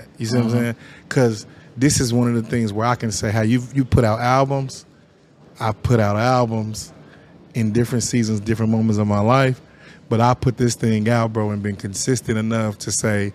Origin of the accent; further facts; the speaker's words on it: Sunflower Apartments, Kansas, United States; as a kid, I grew up in Sunflower Apartments